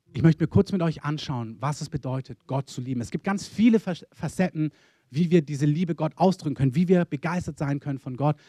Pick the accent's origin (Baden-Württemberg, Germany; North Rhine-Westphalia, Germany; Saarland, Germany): Baden-Württemberg, Germany; Swabia; also born or lived in Berlin; Als Schwabe